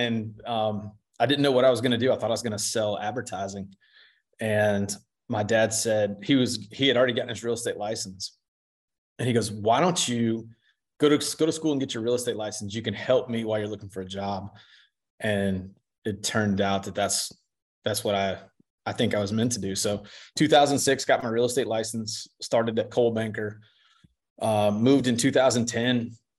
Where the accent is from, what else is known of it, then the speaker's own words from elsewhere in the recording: Charlotte, North Carolina, United States; born there; So I was born in Charlotte. So that makes me kind of a unicorn here.